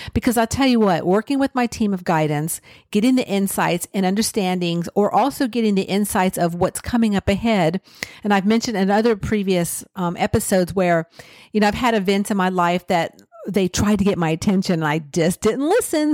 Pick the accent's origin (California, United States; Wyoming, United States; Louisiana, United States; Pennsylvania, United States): California, United States; I grew up in California